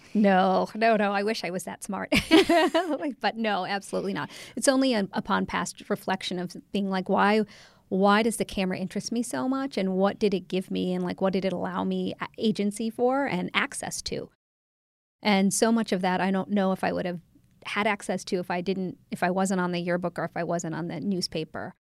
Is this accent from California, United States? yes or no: no; Ohio, United States; moved away as an adult; also born or lived in England / Canada; now in Washington, D.C., United States; I grew up mostly in Ohio until, um, college